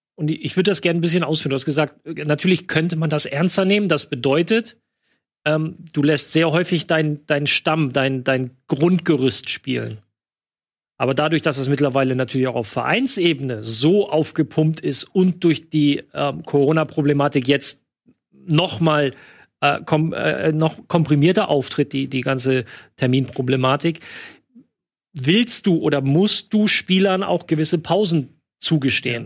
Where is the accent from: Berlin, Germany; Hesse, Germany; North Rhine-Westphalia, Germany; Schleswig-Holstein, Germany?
North Rhine-Westphalia, Germany; near Düren; Düren ist ganz in der Nähe von da, wo ich aufgewachsen bin